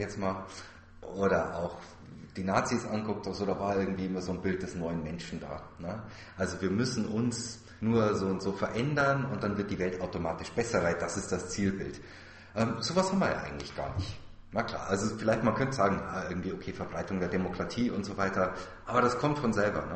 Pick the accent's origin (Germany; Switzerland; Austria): Germany; hier bei uns in Deutschland